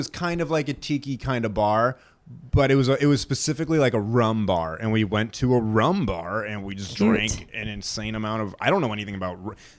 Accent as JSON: {"language": "English", "region": "New Hampshire", "country": "United States", "tie": "born or raised there", "also_born_or_lived": "Georgia", "moved": "yes", "said": "I was just going to say, I grew up in New Hampshire and moved to Georgia. And when I moved down to Georgia, we had SoCo, which I always hated."}